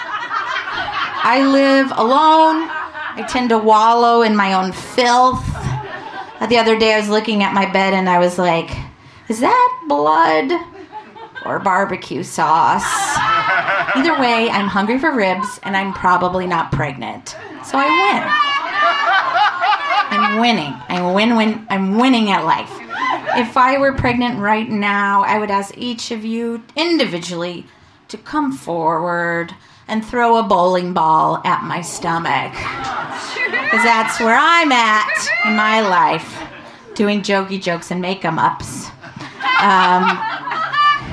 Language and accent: English; Vancouver, Washington, United States; moved away as an adult; I grew up in Vancouver, Washington